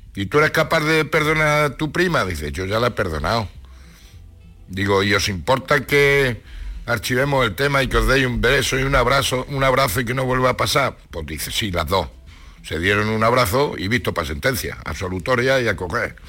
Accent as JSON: {"language": "Spanish", "town": "Ciudad Real", "region": "Castilla-La Mancha", "country": "Spain", "tie": "born or raised there", "moved": "yes", "lives_now": "Granada, Spain", "said": "en Ciudad Real"}